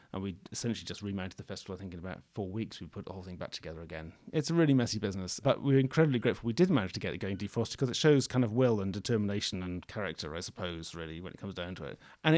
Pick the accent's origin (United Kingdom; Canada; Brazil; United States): United Kingdom; Scotland; Because, of course, I come from Scotland, right? So, you know, there's things like snowplows and people don't really care too much about the snow.